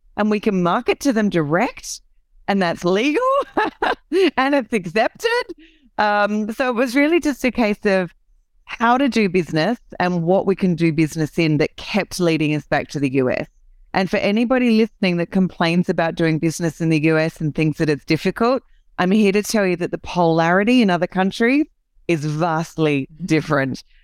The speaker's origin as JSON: {"language": "English", "country": "Australia", "accent": "Aussie", "said": "I'm an Aussie, so this is the the Aussie accent"}